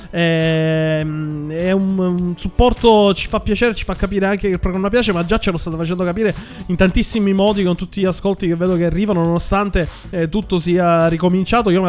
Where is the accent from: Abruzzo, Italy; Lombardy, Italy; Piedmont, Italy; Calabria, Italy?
Lombardy, Italy; Milan; Me, ma sono di Milano pure io, Jack, si sente? Si sente tantissimo. Si sente tanto, perché io sono come Abatantuono, il terrungello di Milano.